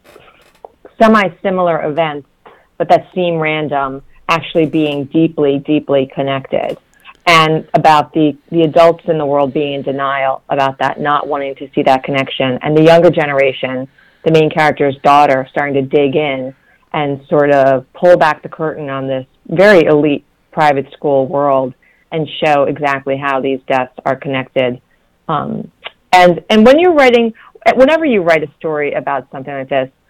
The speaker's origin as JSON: {"language": "English", "region": "New York", "country": "United States", "tie": "born or raised there", "moved": "yes", "lives_now": "Washington, D.C., United States", "said": "I grew up in New York"}